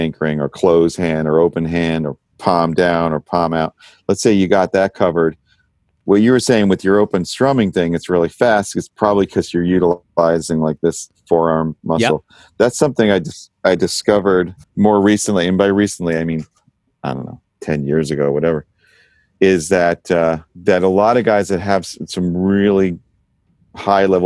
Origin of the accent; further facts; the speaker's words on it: New York, United States; I grew up in New York